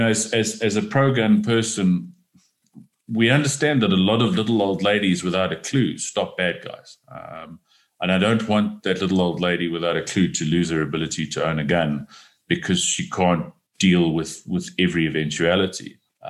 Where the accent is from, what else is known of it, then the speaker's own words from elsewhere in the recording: South Africa; I don't need to learn how to shoot a pistol because I'm a South African man.